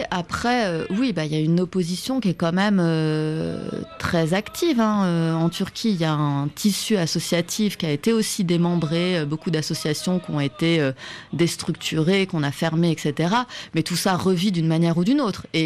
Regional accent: France; moved away as an adult; also born or lived in Istanbul; je suis française

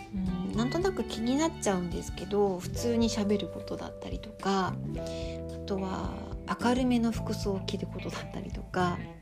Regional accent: Tokyo, Japan; now in Sapporo, Japan; 今日は私の実家東京の実家で撮影してる

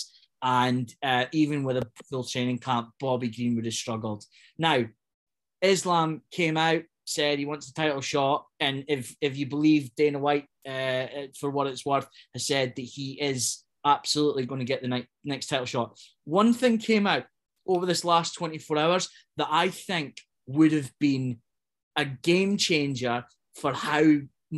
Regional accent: Scotland, United Kingdom; as proud as it comes as a Scotsman

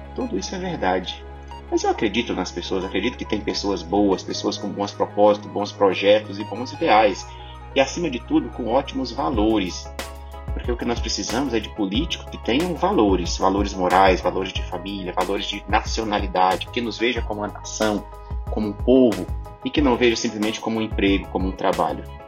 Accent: Brazil; eu sou brasileiro

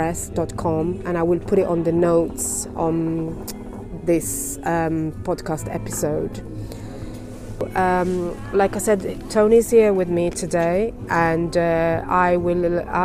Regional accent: Bologna, Emilia-Romagna, Italy; now in London, United Kingdom; I'm from Bologna, Italy

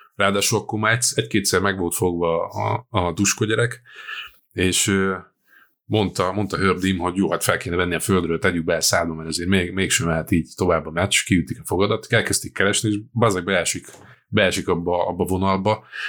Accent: Győr, Győr-Moson-Sopron, Hungary; egy győri vagyok

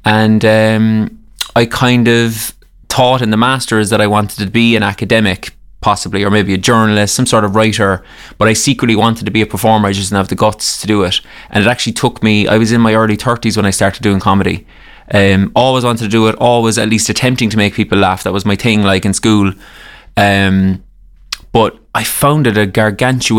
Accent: Cork, Munster, Ireland; I am from Cork. I always say Cork City.

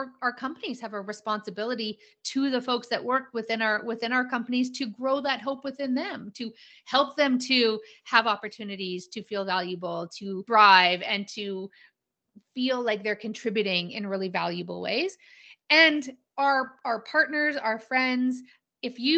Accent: Calgary, Alberta, Canada; I am a born and raised Calgarian. Calgary, Alberta, Canada, for your international folks. And I live here now.

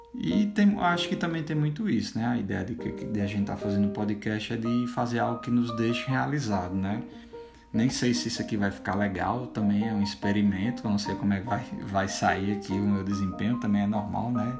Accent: Currais Novos, Rio Grande do Norte, Brazil; now in Campinas, Brazil; Nós somos do interior do Rio Grande do Norte, é bom também a gente comentar isso, né? De Currais Novos, uma cidade no Seridó

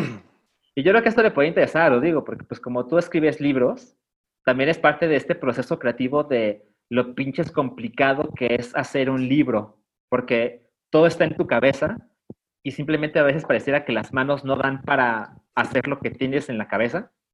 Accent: Mexico; yo como mexicano

